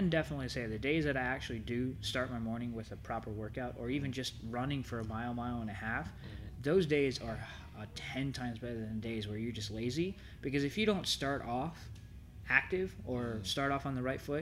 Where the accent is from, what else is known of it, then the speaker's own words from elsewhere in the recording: Savannah, Georgia, United States; moved away as an adult; now in Ohio, United States; Born and raised in Savannah, Georgia